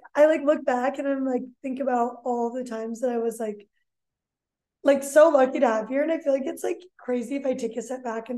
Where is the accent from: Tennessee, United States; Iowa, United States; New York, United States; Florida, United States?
Iowa, United States; Iowa City; I'm a junior and I'm from Iowa City, so I grew up like a Hawkeye